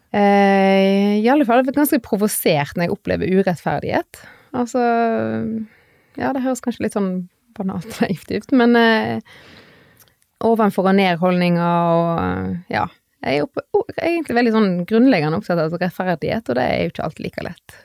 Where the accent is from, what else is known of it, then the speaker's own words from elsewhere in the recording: Strandebarm, Vestland, Norway; also born or lived in Bergen / Oslo area / England; now in Stord, Norway; Jeg kommer fra Strandebarm i Hardanger